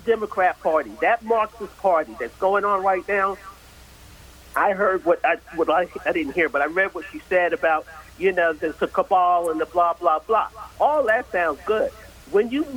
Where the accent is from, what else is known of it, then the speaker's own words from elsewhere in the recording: New York City, New York, United States; I'm from Queens